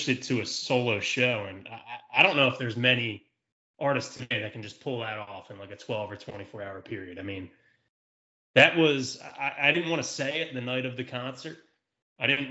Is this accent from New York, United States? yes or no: no; Philadelphia, Pennsylvania, United States; we're from Philadelphia